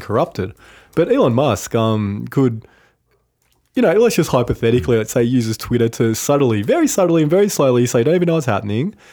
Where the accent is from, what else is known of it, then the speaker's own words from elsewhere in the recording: Cooma, New South Wales, Australia; Kuma, my hometown